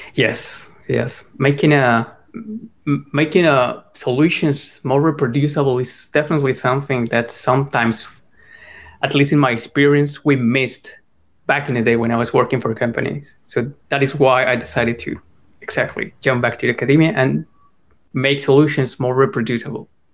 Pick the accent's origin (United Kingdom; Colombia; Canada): Colombia; I'm from Colombia. I come from a middle class home there